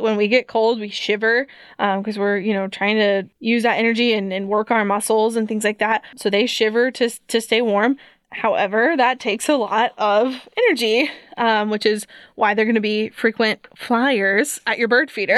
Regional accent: Columbia, Missouri, United States; I grew up in Columbia

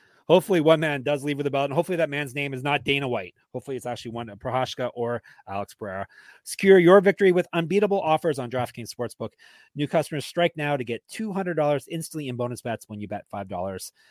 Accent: Canada; I'm Canadian

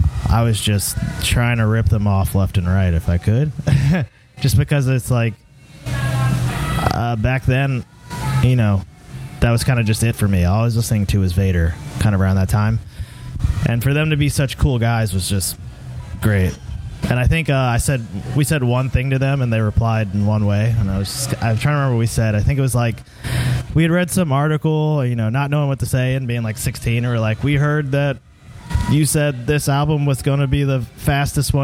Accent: Southern Maryland, United States; we're all from Southern Maryland.

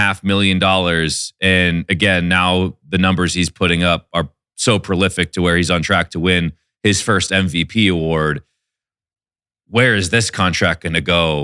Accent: Seattle, Washington, United States; I'm from Seattle

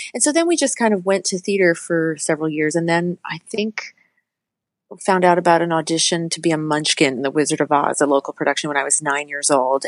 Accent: Litchfield, New Hampshire, United States; also born or lived in Manchester, New Hampshire; I grew up in Litchfield, New Hampshire

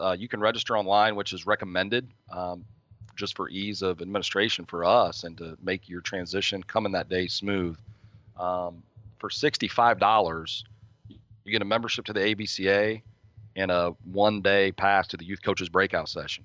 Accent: Midwest, United States; I'm from the Midwest.

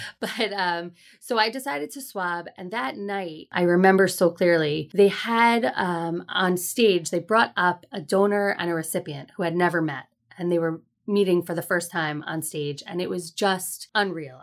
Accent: Fair Lawn, New Jersey, United States; also born or lived in Teaneck, New Jersey; I grew up in Fairlawn, New Jersey

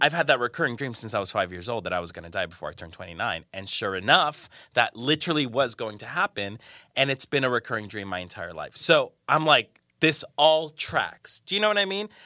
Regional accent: Colombia; moved away; I'm from Colombia, from South America

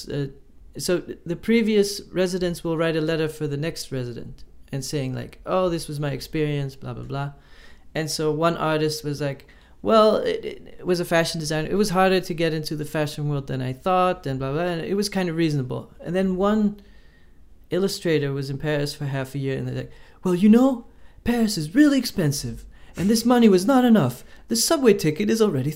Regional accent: Netherlands; I'm from the Netherlands

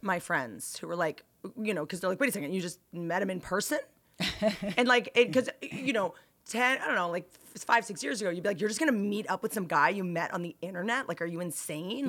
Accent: Bethesda, Maryland, United States; I went to high school in Bethesda

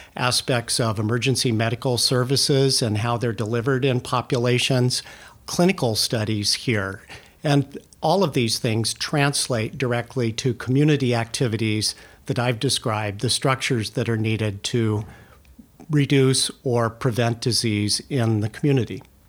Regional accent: California, United States; moved away as an adult; also born or lived in New Mexico; now in Oregon, United States; I grew up in California

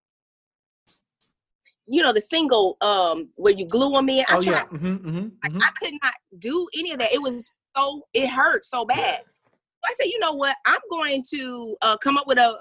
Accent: Flint, Michigan, United States; moved away; I'm originally from Flint, Michigan

